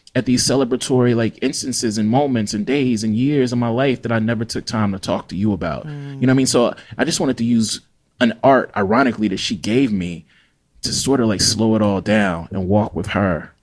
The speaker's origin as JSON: {"language": "English", "town": "Jackson", "region": "Mississippi", "country": "United States", "lives_now": "Oxford, United States", "said": "I'm a black Southern writer from Jackson, Mississippi."}